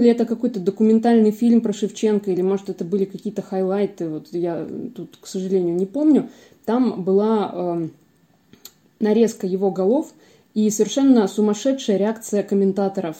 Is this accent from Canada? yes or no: no; Ukraine; now in Voronezh, Russia; я вообще родом из Украины